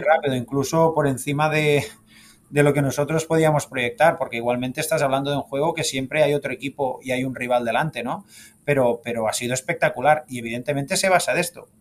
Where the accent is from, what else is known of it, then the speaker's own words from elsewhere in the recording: Sabadell, Catalonia, Spain; moved away as an adult; also born or lived in Barcelona; now in Miami, United States; yo nací en, Barcelona, siempre em, he sido seguidor del club, también del Sabadell que es el equipo de, mi ciudad natal